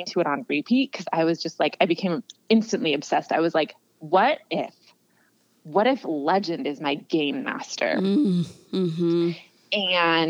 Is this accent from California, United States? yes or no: yes; California, United States; I'm from California, grew up going to Disneyland